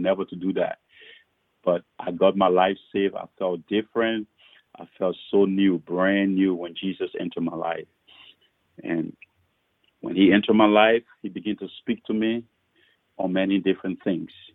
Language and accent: English; Liberia; moved away as an adult; also born or lived in Fargo, North Dakota, United States; now in Minneapolis, United States; I was born uh, in Liberia, my home country. But but I lived in America when I was six years old, and then my father passed. I went back home